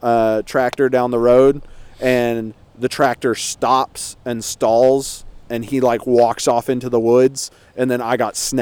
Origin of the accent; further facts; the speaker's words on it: Oklahoma, United States; Oklahoma, it's the Trail of Fear. It's my home state.